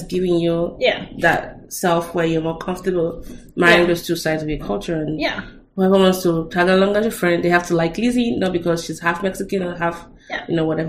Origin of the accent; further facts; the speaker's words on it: Nigeria; being Nigerian